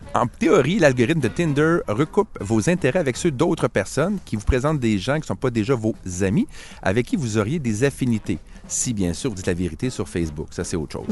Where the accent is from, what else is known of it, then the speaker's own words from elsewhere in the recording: Quebec, Canada; Je suis québécois